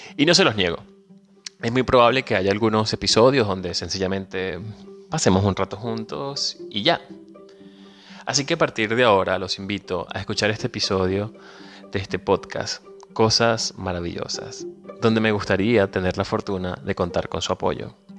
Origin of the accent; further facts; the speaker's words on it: Venezuela; moved away as an adult; now in Argentina; Soy venezolano, emigrante